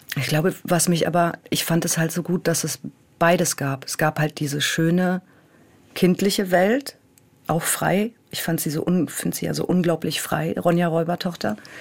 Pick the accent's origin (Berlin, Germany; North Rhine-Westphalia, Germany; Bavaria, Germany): Berlin, Germany; moved away as an adult; also born or lived in Bremen; ich bin natürlich auch in Berlin groß geworden